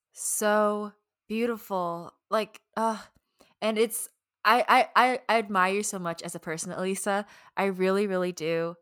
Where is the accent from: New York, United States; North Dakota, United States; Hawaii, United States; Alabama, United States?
Alabama, United States; accent: Southern; moved away as an adult; also born or lived in Northern California; growing up in Alabama, definitely being the only, like, one of, like, very few Asian people